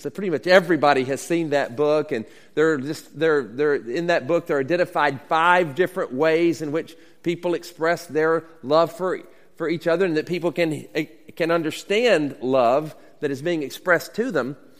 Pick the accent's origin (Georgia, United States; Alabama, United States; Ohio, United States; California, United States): Alabama, United States; Demopolis; now in Seattle, United States; I grew up in Alabama, uh, born in 1960 in Demopolis, Alabama